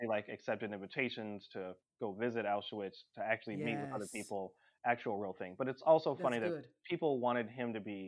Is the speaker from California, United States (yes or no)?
yes; California, United States; growing up in California